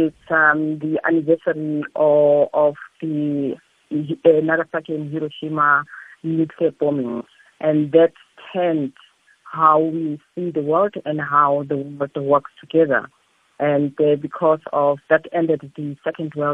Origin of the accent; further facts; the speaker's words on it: Soweto, Gauteng, South Africa; Growing up in Soweto from a poor background